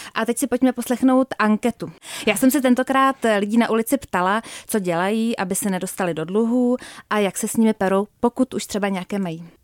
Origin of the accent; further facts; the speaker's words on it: Czechia; my Češi